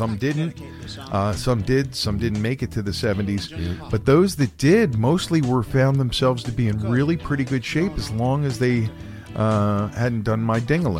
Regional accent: Philadelphia, Pennsylvania, United States; But see, growing up in Philadelphia, this stuff was on the radio.

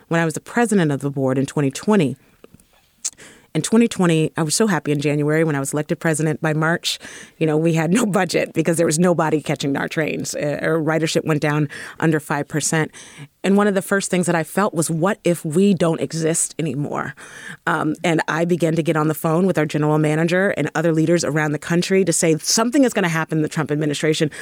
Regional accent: San Francisco, California, United States; I was raised in the Fillmore. And definitely a deep child of the Bay Area.

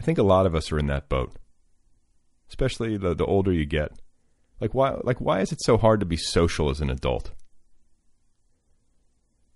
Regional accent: Indiana, United States; I grew up in Indiana

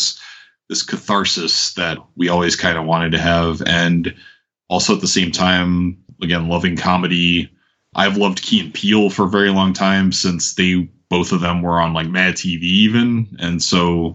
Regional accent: New York, United States; moved away as an adult; now in Atlanta, United States; I'm from New York, and originally biracial kid who grew up with a white mom, looking different in a lot of different neighborhoods

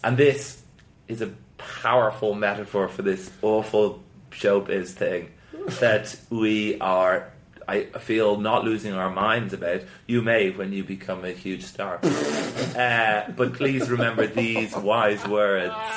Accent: Ireland; moved away; in the south where I grew up in in Southern Ireland

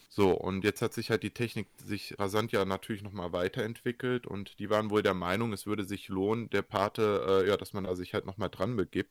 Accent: Germany; bei uns in Deutschland

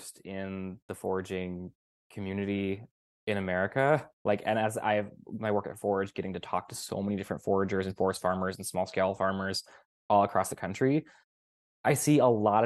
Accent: Sacramento, California, United States; moved away; I was just back in California a month or two ago, where I grew up in Sacramento

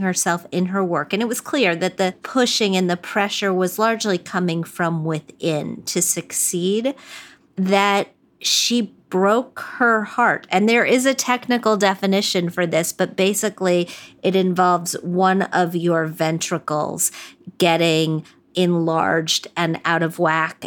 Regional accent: West Virginia, United States; I'm from West Virginia

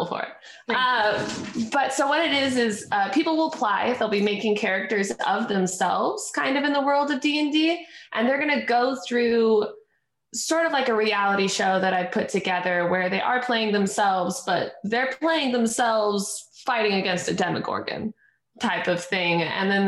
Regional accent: Alaska, United States; moved away as an adult; now in Los Angeles, United States; I was born and raised up in Alaska

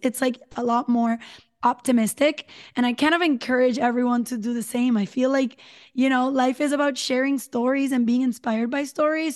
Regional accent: San Juan, Puerto Rico; now in Dorado, Puerto Rico; I'm from San Juan, Puerto Rico, currently live in Dorado, which is a little beach town in the north

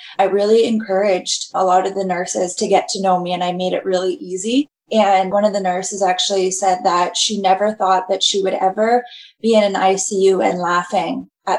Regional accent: Kitchener, Ontario, Canada; I'm from Kitchener

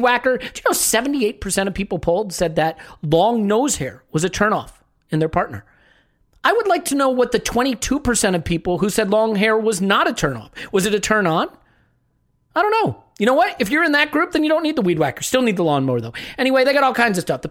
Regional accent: United States; I'm just an American.

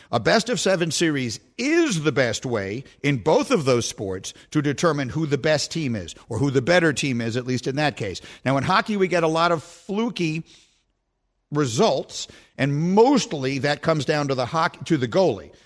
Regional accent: New York, United States; I was born and raised in New York, and I work in New York

